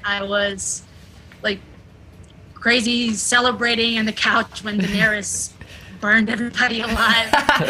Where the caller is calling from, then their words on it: São Paulo, Brazil; I'm calling from São Paulo, Brazil.